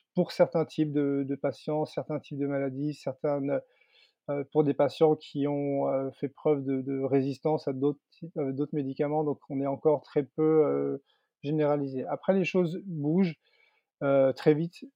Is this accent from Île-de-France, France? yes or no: no; Landes, Nouvelle-Aquitaine, France; moved away as an adult; also born or lived in Paris, France; dans ma région d'origine. C'est vrai qu'il y a, il y a 5-6 ans maintenant, en 2016, je suis revenu m'installer dans les Landes, à, Osegor